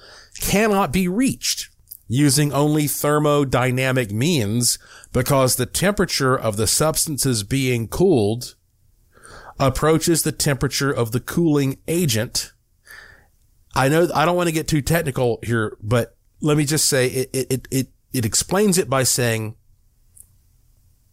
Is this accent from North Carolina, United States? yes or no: yes; Asheville, North Carolina, United States; I was born in Asheville, North Carolina